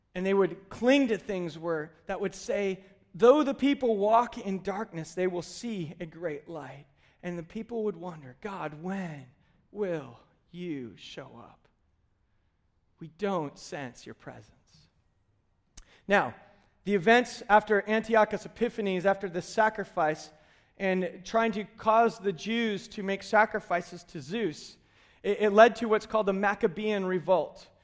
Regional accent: United States; we, as modern American Christians

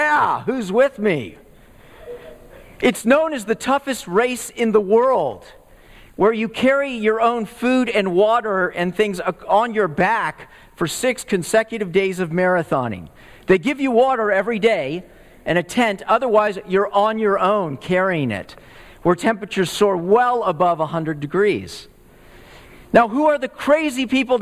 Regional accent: Texas, United States; moved away; I grew up in the Southwest, in Texas

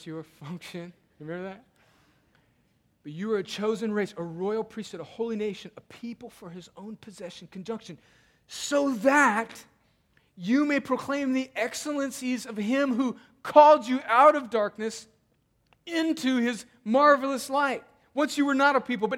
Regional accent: California, United States; I'm a Californian

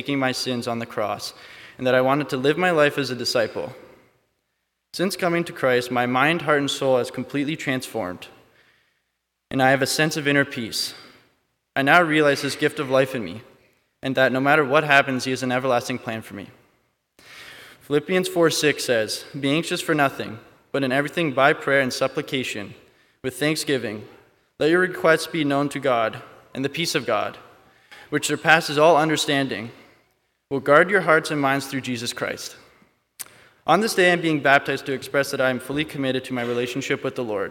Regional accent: Hamilton, Ontario, Canada; I was born and raised in Hamilton

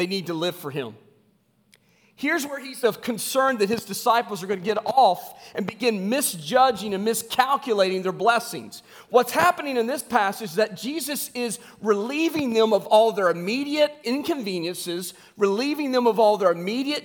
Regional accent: West Virginia, United States; I grew up in West Virginia. I grew up in a coal mining

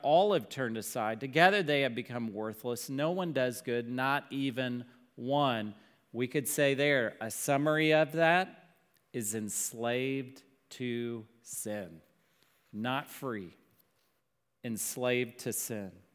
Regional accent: Dallas, Texas, United States; growing up in Dallas

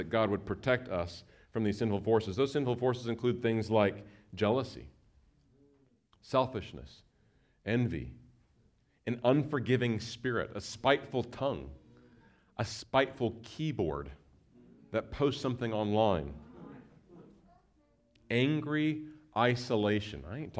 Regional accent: Nebraska, United States; moved away; I grew up in Nebraska, and I grew up in a Mennonite church that had that tendency to kind of build the Christian fort and isolate themselves from the world.

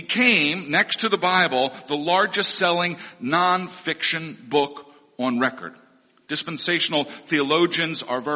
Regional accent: Missouri, United States; The Baptist and Assembly of God churches that I grew up in Missouri, were dispensational

